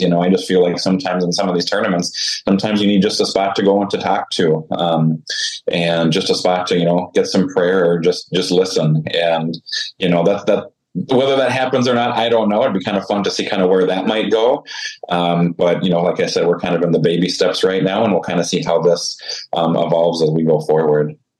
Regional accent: just outside Saskatoon, Saskatchewan, Canada; moved away as an adult; also born or lived in Caronport, Saskatchewan; now in Andover, Minnesota, United States; I grew up just outside of Saskatoon, Saskatchewan, Canada

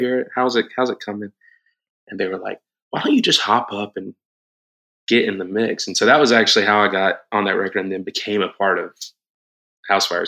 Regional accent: Moultrie, Georgia, United States; moved away as an adult; now in Atlanta, United States; I grew up in church in South Georgia, like almost Florida, okay. tiny little town called Moultrie

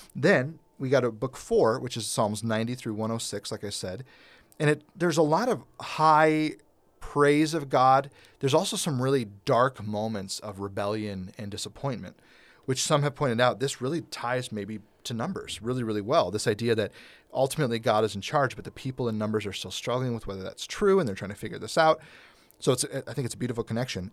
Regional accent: United States; a white thirty-eight-year-old American who's never really lived outside of America

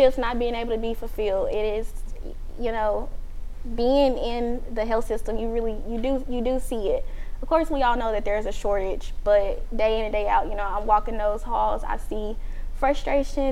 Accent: Little Rock, Arkansas, United States; moved away as an adult; now in Shreveport, United States; I'm from Little Rock, Arkansas

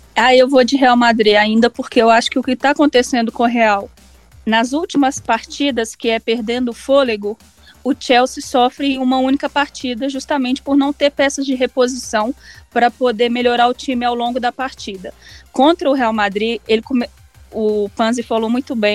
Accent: Barroso, Minas Gerais, Brazil; Como eu sou do interior da cidade de Barroso

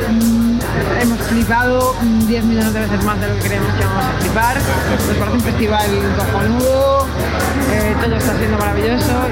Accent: Galicia, Spain; Vale, venimos de Galicia, acabamos de tocar aquí en el Rock Parque, les mandamos una canción.

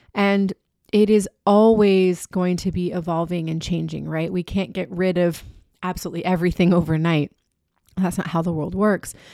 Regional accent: Key West, Florida, United States; my hometown of Key West

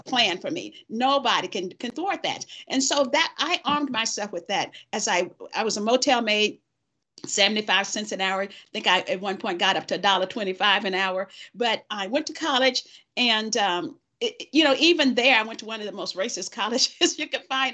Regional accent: the South, United States; I was born in the South.

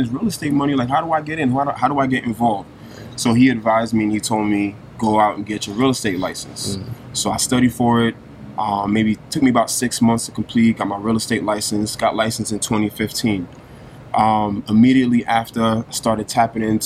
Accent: New York City, New York, United States; born and raised in Brooklyn

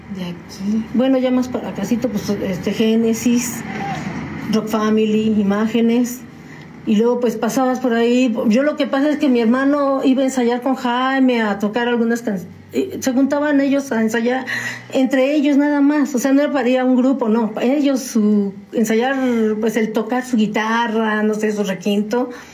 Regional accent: San Juan del Río, Querétaro, Mexico; also born or lived in Mexico City; Desde muy chiquita y recién nacida me trajeron a San Juan del Río

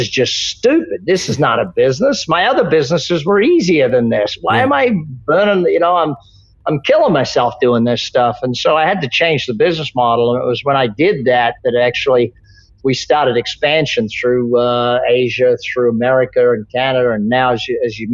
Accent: Australia; I grew up in Australia

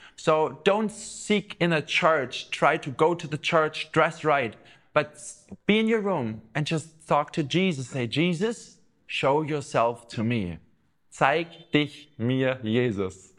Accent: Southern Germany, Germany; I grew up in the South

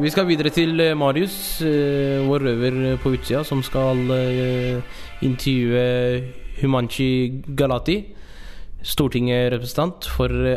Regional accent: Oslo, Norway; hovedstaden der jeg kommer fra, Oslo

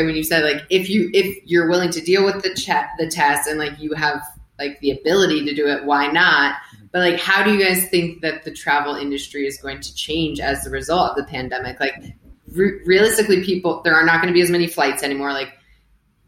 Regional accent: United States; moved away as an adult; also born or lived in Boston; now in Mexico; I'm from the States. We live in Mexico.

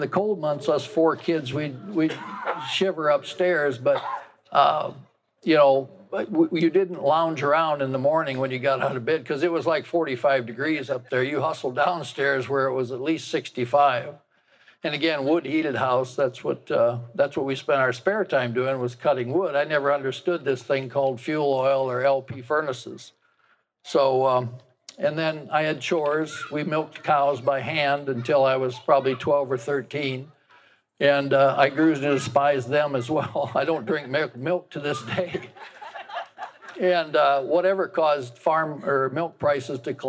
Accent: Iowa, United States; I grew up in the Appalachia, Linn County, just south of the river down here

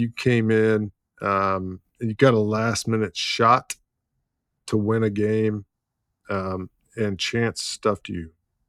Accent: Liberty Hill, Texas, United States; One of my hometown buddies, inner circle guy from Liberty Hill, Texas, right outside of Austin, the Hill Country.

